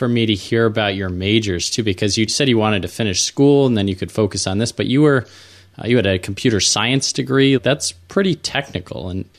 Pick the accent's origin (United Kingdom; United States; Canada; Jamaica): United States; New England; I grew up in New England, so it's pretty icy here.